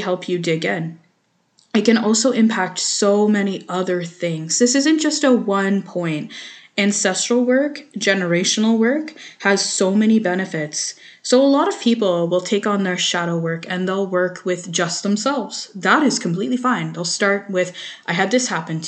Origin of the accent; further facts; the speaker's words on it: Canada; I'm French Canadian and most of my family is French Canadian